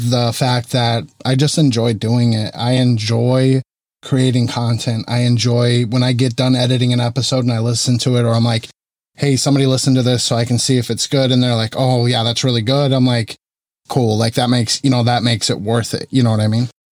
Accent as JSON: {"language": "English", "region": "Arizona", "country": "United States", "moved": "as an adult", "lives_now": "Central California, United States", "said": "Not originally from California. I moved here in two thousand twelve, and I'm originally from Arizona."}